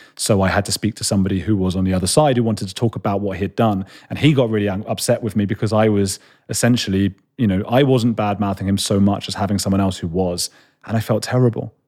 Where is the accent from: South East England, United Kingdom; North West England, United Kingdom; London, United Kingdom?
London, United Kingdom; I'm a boy from London